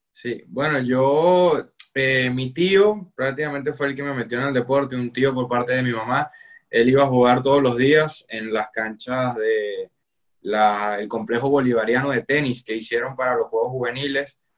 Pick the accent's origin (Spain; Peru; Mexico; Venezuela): Venezuela; Barquisimeto, Lara; now in Hallandale, United States; yo nací en Barquisimeto y, actualmente me encuentro ubicado en Hallander, Florida